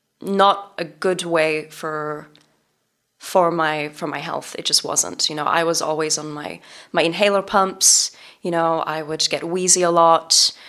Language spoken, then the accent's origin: English; England, United Kingdom; moved away as an adult; now in Los Angeles, United States; And this was in Los Angeles when I moved from England to LA.